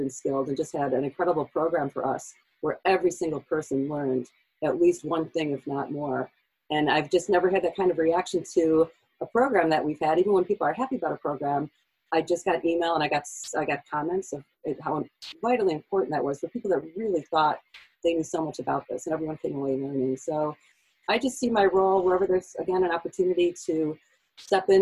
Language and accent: English; Buffalo, New York, United States; I grew up in Buffalo